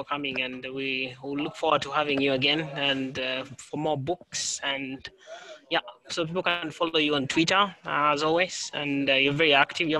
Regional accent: Kenya

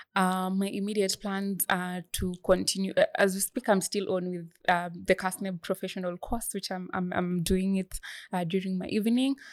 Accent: Bomet County, Kenya; I come from Bomet County

